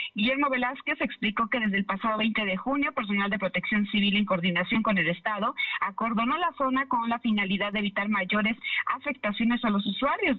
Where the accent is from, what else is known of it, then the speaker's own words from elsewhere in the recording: Pantepec, Puebla, Mexico; también soy de, también de la Sierra Norte, soy de Pantepec.